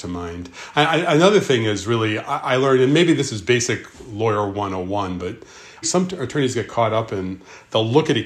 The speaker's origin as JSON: {"language": "English", "town": "Park Ridge", "region": "Illinois", "country": "United States", "tie": "born or raised there", "said": "I grew up in Park Ridge, Illinois."}